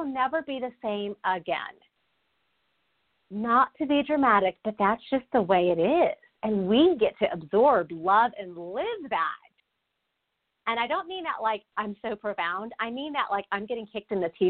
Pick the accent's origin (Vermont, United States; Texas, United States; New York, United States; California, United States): Texas, United States; a fellow Texan.